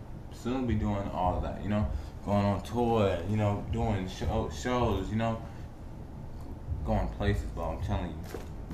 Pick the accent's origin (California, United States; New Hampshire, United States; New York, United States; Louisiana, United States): California, United States; moved away; I was in Cali. I'm from California